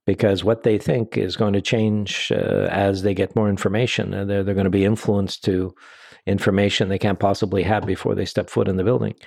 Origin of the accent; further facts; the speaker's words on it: Canada; we're Canadian